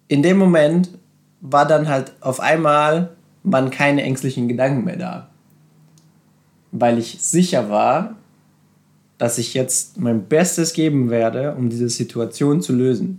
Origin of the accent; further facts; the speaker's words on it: Serbia; moved away; ich bin in Serbien aufgewachsen, in einem kleinen Dorf und wir sind sehr arm aufgewachsen